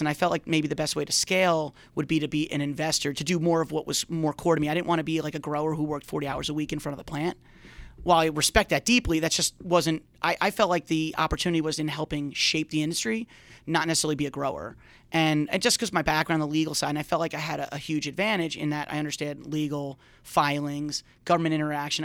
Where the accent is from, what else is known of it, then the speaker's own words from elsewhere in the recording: Long Island, New York, United States; I grew up on Long Island